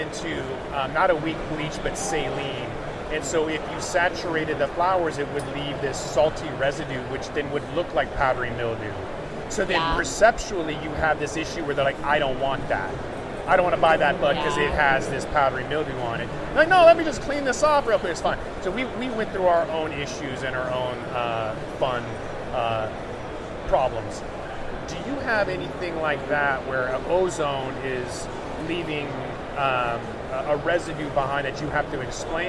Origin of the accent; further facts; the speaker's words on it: Seattle, Washington, United States; I'm from Seattle